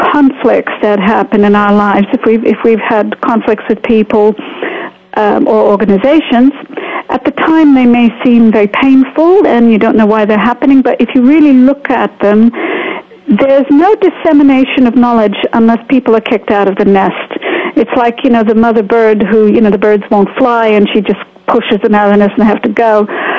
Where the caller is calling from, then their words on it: Bedford, East of England, United Kingdom; I am calling from Bedford, England, so it's just a miracle we're connecting at all.